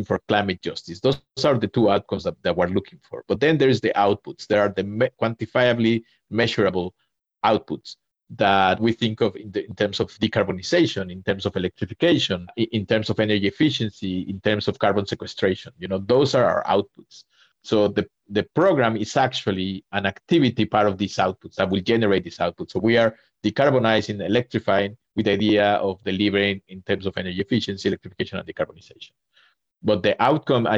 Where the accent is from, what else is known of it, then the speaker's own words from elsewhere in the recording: Mexico; moved away; I'm originally from Mexico